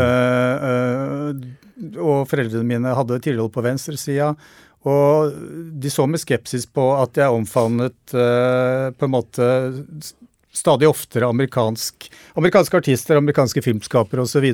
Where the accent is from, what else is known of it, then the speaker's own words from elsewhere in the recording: Norway; i nabolaget der jeg vokste opp, rett utenfor Oslo